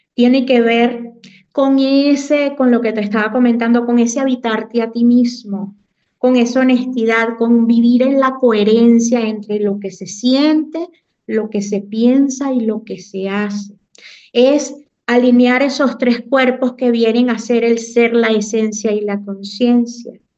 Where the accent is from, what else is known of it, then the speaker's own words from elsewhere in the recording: Morón, Carabobo, Venezuela; moved away as an adult; also born or lived in Puerto Cabello, Venezuela; now in Xalapa, Mexico; soy una mujer venezolana, nacida en Puerto Cabello, criada en Morón, Estado Caraboba